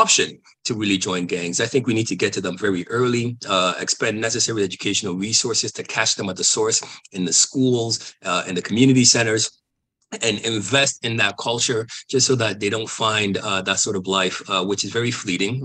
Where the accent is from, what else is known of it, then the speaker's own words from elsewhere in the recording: Toronto, Ontario, Canada; I'm from Toronto